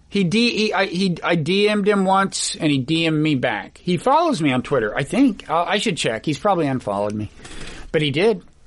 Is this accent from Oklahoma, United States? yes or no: yes; Oklahoma, United States; I was born in Oklahoma